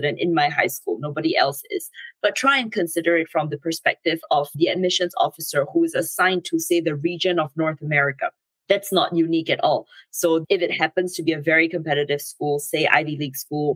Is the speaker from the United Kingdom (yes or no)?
no; Singapore; moved away as an adult; I'm originally from Singapore